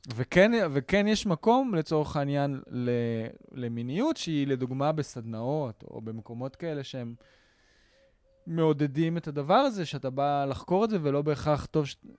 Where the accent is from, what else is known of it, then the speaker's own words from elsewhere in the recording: Israel; אני שייך לפה. פה נולדתי, פה השורשים שלי, פה גדלתי פה